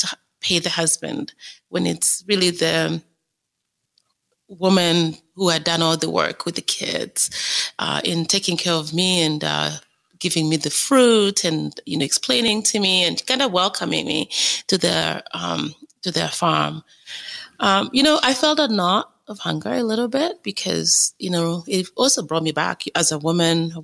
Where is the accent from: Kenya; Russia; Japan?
Kenya; now in Canada; I was born in Kenya